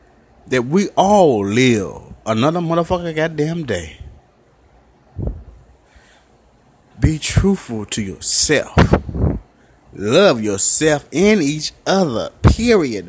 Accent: Memphis, Tennessee, United States; I'm from Memphis, Tennessee. North Memphis

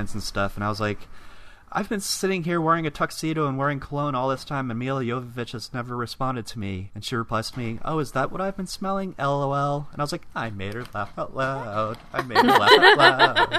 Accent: Vero Beach, Florida, United States; moved away; my hometown of Vero

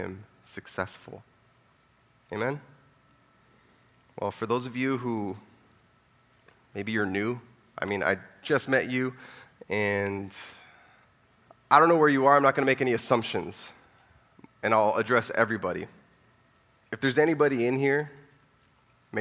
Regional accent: Orange County, California, United States; I'm from Orange County. I'm from down south, baby.

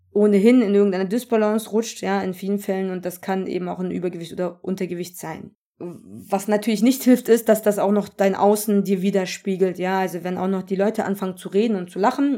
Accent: Germany; ich bin Deutsche mit Migrationshintergrund. Das bedeutet, ich wurde hier gezeugt und hier geboren. Ja, ich bin made in Germany und bin Deutsche.

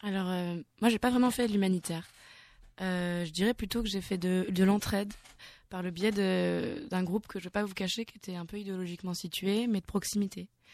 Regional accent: Nantes, Pays de la Loire, France; je viens de Nantes

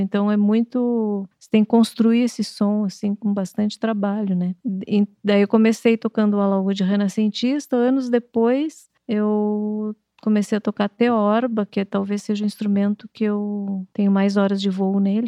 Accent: Santa Maria, Rio Grande do Sul, Brazil; moved away; also born or lived in Porto Alegre; Eu nasci em Porto Alegre e nós fomos morar em Santa Maria.

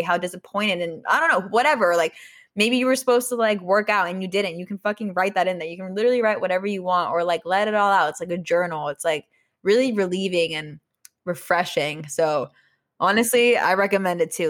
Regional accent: Austria; English is a second language; moved away; I was born in Austria

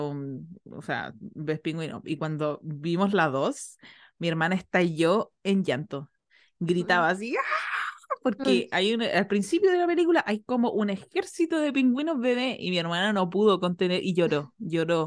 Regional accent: Chiloé, Los Lagos, Chile; yo crecí en Chiloé, un peladero

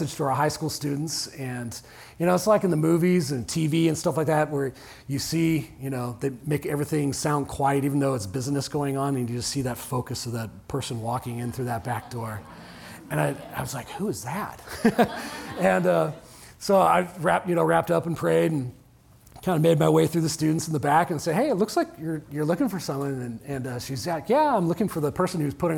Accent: Orange County, Southern California, United States; moved away; I grew up in Orange County in Southern California.

